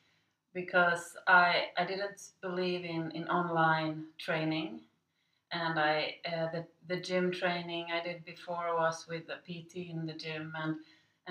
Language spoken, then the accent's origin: English; Sweden; moved away as an adult; now in Shanghai, China; I'm from Sweden, and I live in Shanghai now.